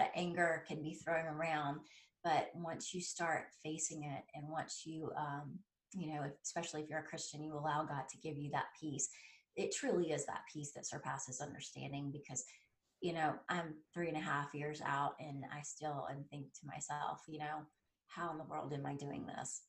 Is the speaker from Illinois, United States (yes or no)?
no; South Carolina, United States; originally, I am from South Carolina, and uh, we grew up about 30 minutes away from where they hold the Masters golf tournament